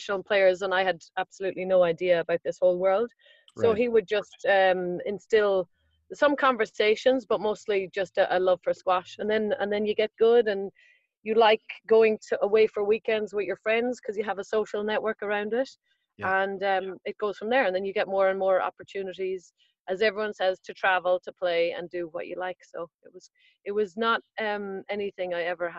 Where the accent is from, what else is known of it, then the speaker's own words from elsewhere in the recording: Sligo, Connacht, Ireland; also born or lived in Dublin, Ireland; I was born in Dublin, then my dad's job moved us to the west coast of Ireland